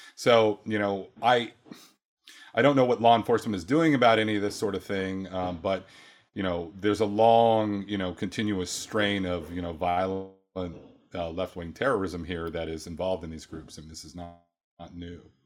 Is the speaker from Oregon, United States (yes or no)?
yes; Oregon, United States; moved away; I was raised in Oregon